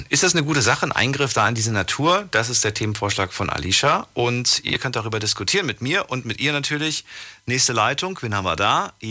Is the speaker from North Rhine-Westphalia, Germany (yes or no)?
yes; Cologne, North Rhine-Westphalia, Germany; Aus Köln.